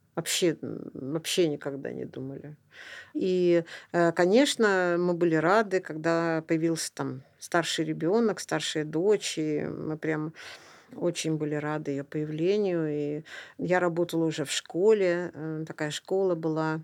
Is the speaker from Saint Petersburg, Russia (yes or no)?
yes; Saint Petersburg, Russia; Я родилась в Ленинграде